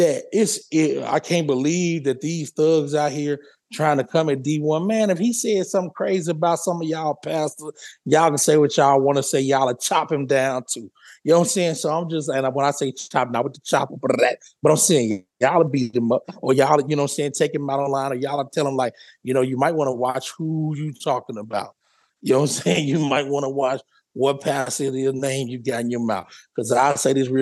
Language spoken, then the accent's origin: English; Louisiana, United States; I'm from Louisiana